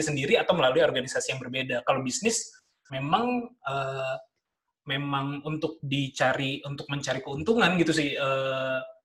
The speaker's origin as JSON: {"language": "Indonesian", "region": "Jakarta", "country": "Indonesia", "tie": "born or raised there", "also_born_or_lived": "Bandung", "moved": "as an adult", "said": "gua besar di Jakarta"}